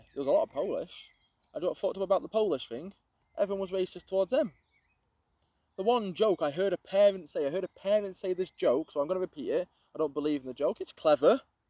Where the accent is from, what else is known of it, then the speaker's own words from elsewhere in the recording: Crewe, North West England, United Kingdom; now in Sandbach, United Kingdom; I'm Crewe.